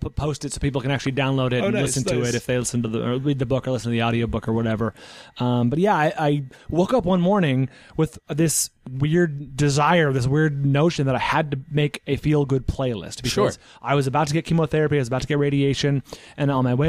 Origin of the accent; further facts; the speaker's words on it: Tennessee, United States; as a Southerner, as a man from Tennessee.